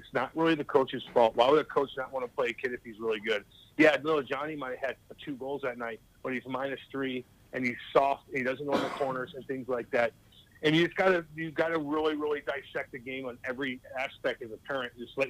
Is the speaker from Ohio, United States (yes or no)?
no; St. Louis, Missouri, United States; no one told me I was ever going to make it because I'm from St. Louis, and I did it too.